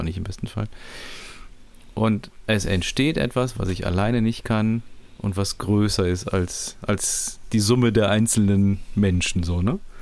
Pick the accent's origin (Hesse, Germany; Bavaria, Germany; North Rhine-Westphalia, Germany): North Rhine-Westphalia, Germany; Düsseldorf; ich komme aus Düsseldorf